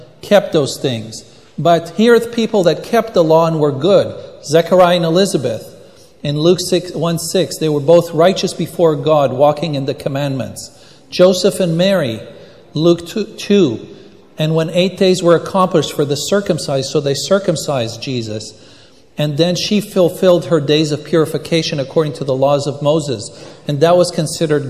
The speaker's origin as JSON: {"language": "English", "country": "Israel", "tie": "born or raised there", "moved": "yes", "said": "I was born in Israel and I speak Hebrew"}